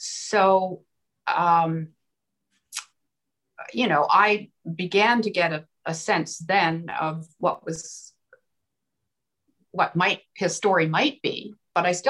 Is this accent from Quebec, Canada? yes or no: no; Peterborough, Ontario, Canada; when I was growing up in Peterborough, Ontario